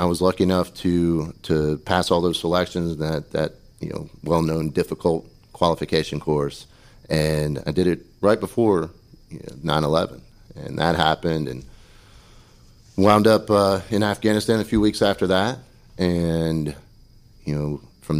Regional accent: Pamlico County, North Carolina, United States; I was born and raised in Pamlico County

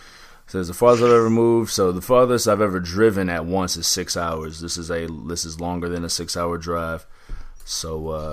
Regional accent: Central Time Zone, United States; I'm born and raised in Central Standard Time, so I'm actually kind of excited to get back on Central Time.

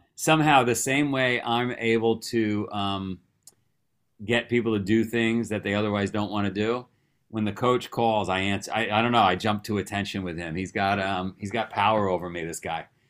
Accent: New York City, New York, United States; I grew up in Queens, New York.

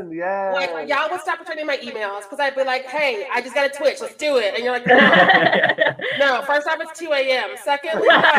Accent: Missouri, United States; I grew up in Missouri.

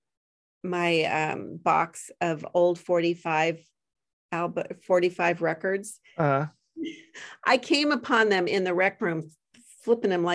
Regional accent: Valley of the Sun, Arizona, United States; I grew up in the Valley of the Sun

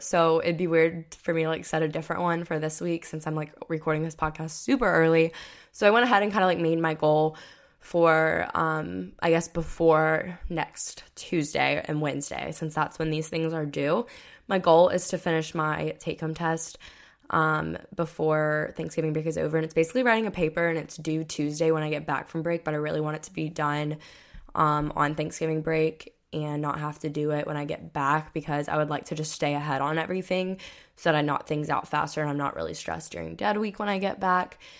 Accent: Florida, United States; I grew up in Florida

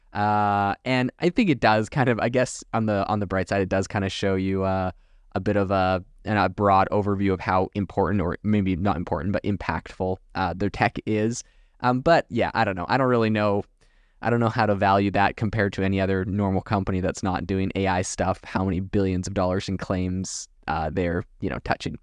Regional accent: Canada; moved away as an adult; now in United States; I remember growing up in Canada

